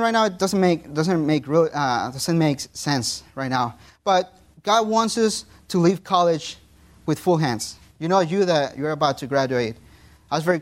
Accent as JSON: {"language": "English", "country": "Mexico", "first_language": "Spanish", "second_language": "English", "moved": "as an adult", "said": "my phone was from Mexico"}